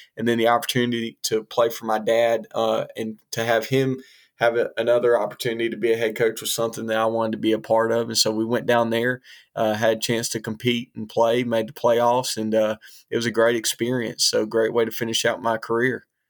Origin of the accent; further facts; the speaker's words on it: Hoover, Alabama, United States; I grew up in Hoover, Alabama, outside of Birmingham